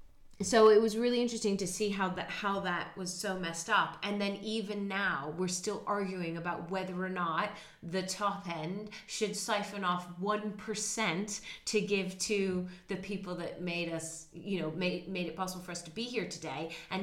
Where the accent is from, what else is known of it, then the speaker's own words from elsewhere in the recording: Netherlands; moved away; In where I grew up in Holland, you say hello and goodbye to the bus driver.